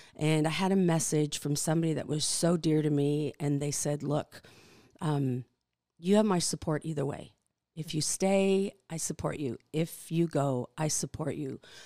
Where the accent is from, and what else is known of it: Canada; born or raised there; English is a second language; moved away as an adult; also born or lived in Netherlands; now in Kalispell, United States